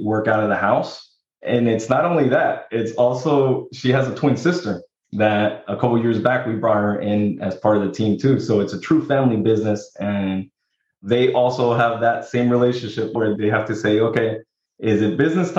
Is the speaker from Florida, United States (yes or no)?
yes; Miami, Florida, United States; I'm from Miami, Florida